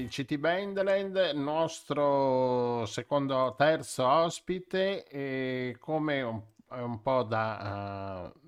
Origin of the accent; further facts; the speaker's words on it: Venice, Veneto, Italy; noi, noi siamo anche da Venezia, quindi guarda.